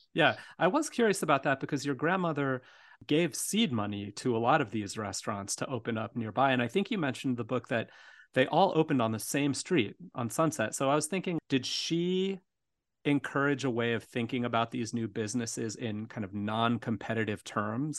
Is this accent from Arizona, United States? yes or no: yes; Tucson, Arizona, United States; now in Chicago, United States; growing up in Tucson